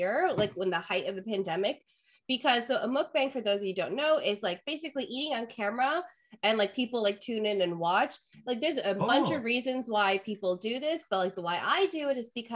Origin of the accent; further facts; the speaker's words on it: India; So I'm Indian and I grew up eating Indian momos